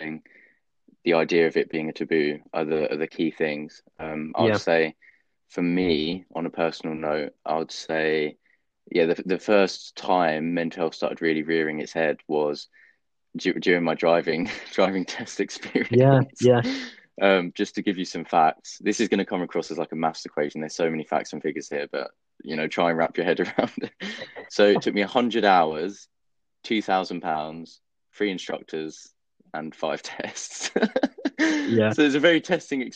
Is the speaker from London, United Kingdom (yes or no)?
yes; London, United Kingdom; I'm very sort of patriotic about being English, being a Londoner.